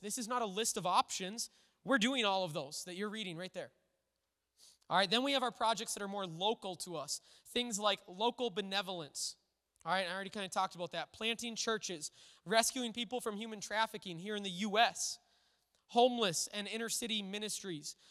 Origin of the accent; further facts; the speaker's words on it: United States; as an American church